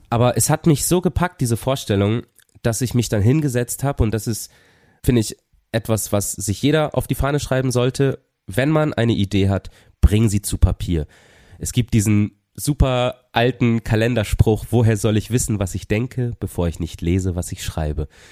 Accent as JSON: {"language": "German", "town": "Papenburg", "region": "Lower Saxony", "country": "Germany", "moved": "yes", "lives_now": "Cologne, Germany", "said": "in der Stadthalle Papenburg, wo ich herkomme"}